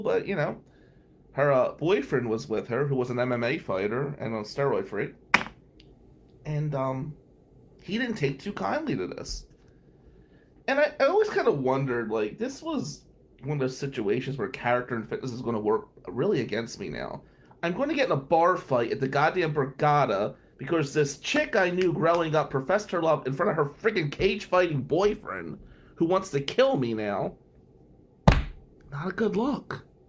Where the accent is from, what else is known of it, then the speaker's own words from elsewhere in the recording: New Jersey, United States; I'm Italian from Jersey